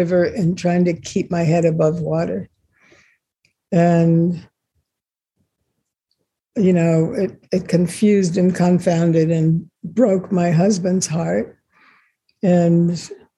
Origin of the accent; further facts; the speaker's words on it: Los Angeles, California, United States; also born or lived in Israel; I was born in Israel, And the family moved to the States, to Los Angeles, when I was just a baby